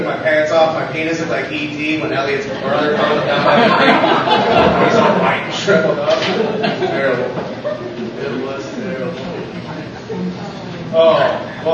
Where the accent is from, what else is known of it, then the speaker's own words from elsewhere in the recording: Loves Park, Illinois, United States; I am from Love's Park